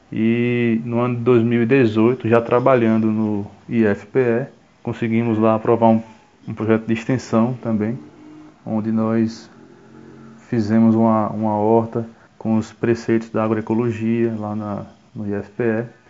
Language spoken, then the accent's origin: Portuguese; Paulo Afonso, Bahia, Brazil; also born or lived in Aracaju / Garanhuns; now in Juazeiro, Brazil; Eu sou natural de Paulo Afonso, na Bahia